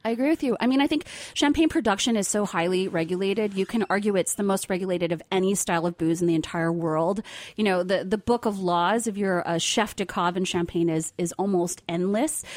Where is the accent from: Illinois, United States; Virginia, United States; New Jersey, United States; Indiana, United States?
New Jersey, United States; I grew up in New Jersey